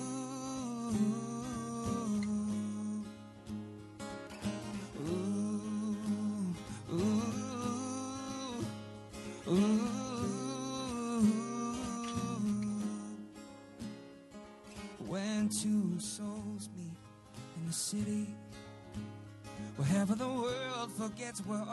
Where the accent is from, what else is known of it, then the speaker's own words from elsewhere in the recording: Buffalo, New York, United States; now in Brooklyn, United States; I grew up in Buffalo